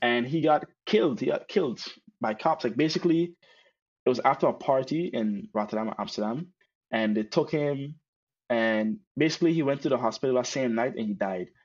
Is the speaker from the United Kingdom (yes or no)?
no; Sint Maarten; now in Netherlands; I grew up in St. Martin